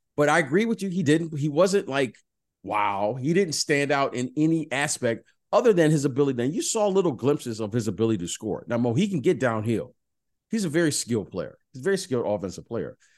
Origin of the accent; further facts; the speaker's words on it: Detroit, Michigan, United States; I'm from Detroit